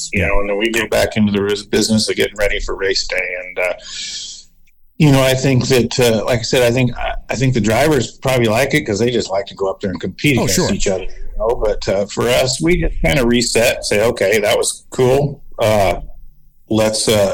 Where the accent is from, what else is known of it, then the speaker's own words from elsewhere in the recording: California, United States; I'm from California